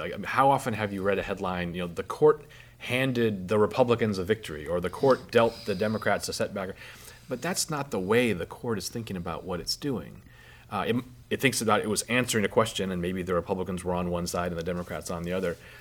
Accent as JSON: {"language": "English", "region": "Alaska", "country": "United States", "said": "I'm from Alaska"}